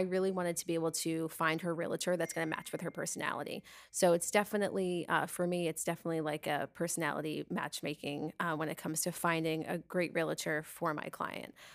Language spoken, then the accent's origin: English; Long Island, New York, United States; now in Tampa Bay, United States; I grew up on Long Island